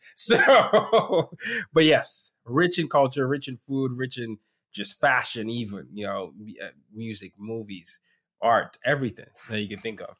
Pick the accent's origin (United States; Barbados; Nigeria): Nigeria; Lagos; Lagos is, you know, home for me. It's my hometown.